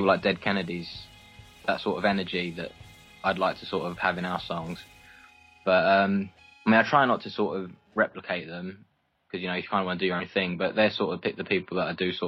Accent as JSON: {"language": "English", "area": "Essex", "region": "East of England", "country": "United Kingdom", "tie": "born or raised there", "said": "growing up in Essex"}